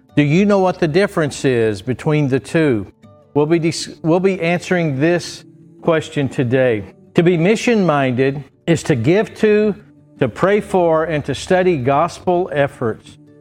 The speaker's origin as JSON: {"language": "English", "town": "Bristow", "region": "Oklahoma", "country": "United States", "tie": "born or raised there", "said": "I grew up in Trinity Baptist Church in Bristow, Oklahoma"}